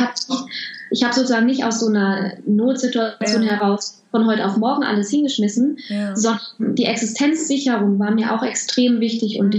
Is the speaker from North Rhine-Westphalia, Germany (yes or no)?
yes; Home region of the Krombacher brewery, North Rhine-Westphalia, Germany; moved away; bei der Krombacher Brauerei in meiner Heimat